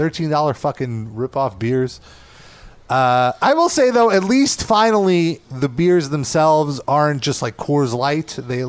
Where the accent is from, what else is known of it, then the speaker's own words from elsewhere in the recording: New York, United States; growing up in New York